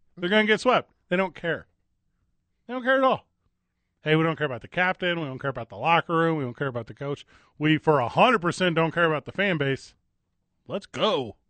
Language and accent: English; East St. Louis, Illinois, United States; Because I was I grew up in East St. Louis. Like, it's – the Bulls were my squad.